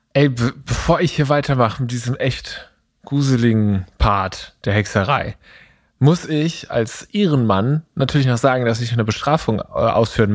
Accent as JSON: {"language": "German", "town": "Eppingen", "region": "Baden-Württemberg", "country": "Germany", "tie": "born or raised there", "said": "meiner Heimatstadt Epping"}